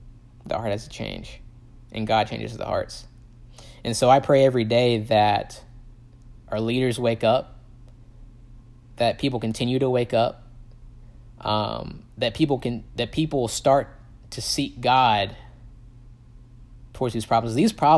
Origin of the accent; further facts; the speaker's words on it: the South, United States; especially growing up in the Bible Belt in the South, the most divided places are the churches